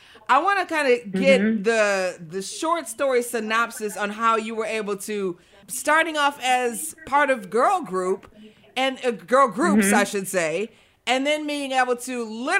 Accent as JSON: {"language": "English", "town": "Detroit", "region": "Michigan", "country": "United States", "tie": "born or raised there", "moved": "as an adult", "lives_now": "Rochester, United States", "said": "I'm here in Rochester, New York right now, but I am absolutely from Detroit, went to Michigan State, all that."}